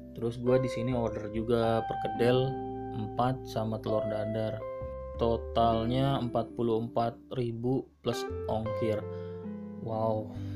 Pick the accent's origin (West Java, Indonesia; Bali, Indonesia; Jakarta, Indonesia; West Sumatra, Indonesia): West Java, Indonesia; Bekasi